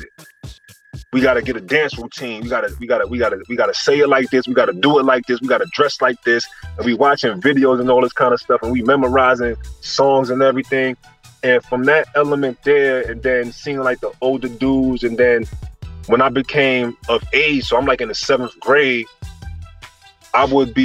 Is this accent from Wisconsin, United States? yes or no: no; New York City, New York, United States; I'm from Lafayette, Lewis, and Marcus Garvey